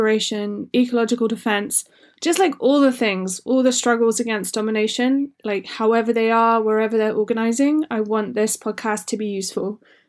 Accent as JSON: {"language": "English", "region": "England", "country": "United Kingdom", "tie": "born or raised there", "also_born_or_lived": "Wales / Scotland", "said": "I grew up in England and Wales and Scotland"}